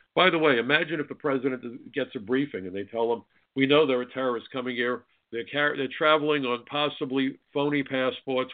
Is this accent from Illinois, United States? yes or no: no; New York, United States; I'm a New Yorker